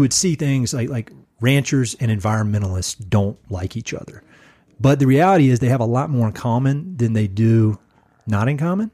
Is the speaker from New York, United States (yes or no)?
no; North Carolina, United States; moved away as an adult; now in Colorado Springs, United States; I was born and raised in North Carolina, grew up there